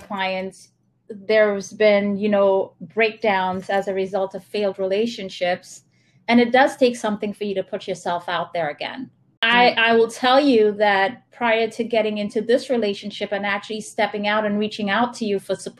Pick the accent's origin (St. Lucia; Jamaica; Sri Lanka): St. Lucia; I'm from St. Lucia